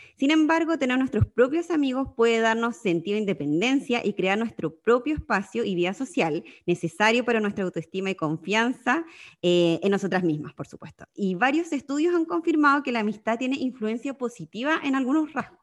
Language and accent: Spanish; Magallanes and Chilean Antarctica, Chile; moved away as an adult; also born or lived in Sydney, Australia; now in Netherlands; soy magallánica viviendo en Holanda ya hace eh, dos años